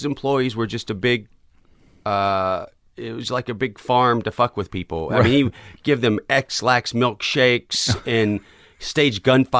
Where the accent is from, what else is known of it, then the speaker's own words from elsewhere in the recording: Knoxville, Tennessee, United States; South Knoxville, Tennessee.